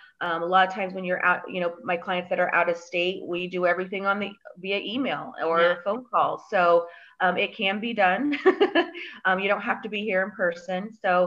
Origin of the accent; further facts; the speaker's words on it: Colorado, United States; also born or lived in Chicago, Illinois; I'm here. I am from Colorado and Chicago.